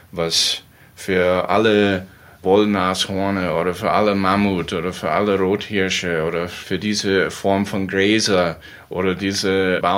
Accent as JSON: {"language": "German", "country": "United States", "tie": "born or raised there", "said": "Ich stamme persönlich aus den USA, da wo ich geboren und aufgewachsen bin."}